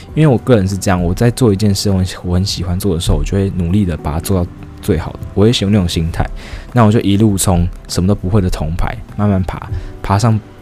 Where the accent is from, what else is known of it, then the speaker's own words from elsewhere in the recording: Taiwan; 我们台湾人